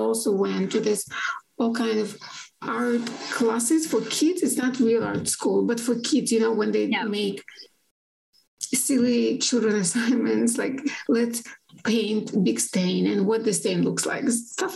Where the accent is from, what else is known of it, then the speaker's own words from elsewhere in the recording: Yekaterinburg, Sverdlovsk Oblast, Russia; Academia in Yekaterinburg, in the place where I'm from.